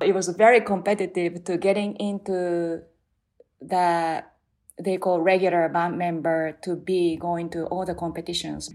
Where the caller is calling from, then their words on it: New Jersey, United States; I'm calling from New Jersey